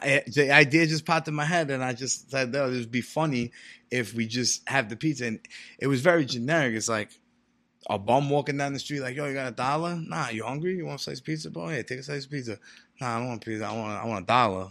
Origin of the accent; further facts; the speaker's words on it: New York City, New York, United States; moved away as an adult; also born or lived in Far Rockaway / Brooklyn / New Jersey / Florida; Staten Island is really where I grew up